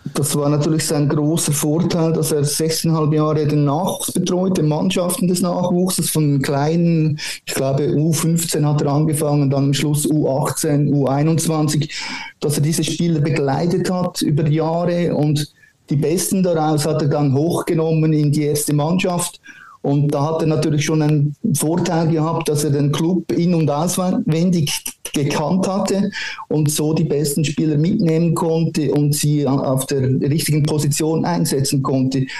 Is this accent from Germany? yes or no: no; Switzerland; bei uns in der Schweiz